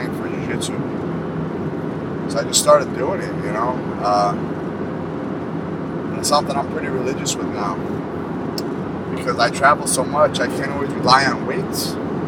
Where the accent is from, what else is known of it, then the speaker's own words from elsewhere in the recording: Bayville, New Jersey, United States; also born or lived in New Brunswick, New Jersey; Bayville, New Jersey. I was born in New Brunswick, New Jersey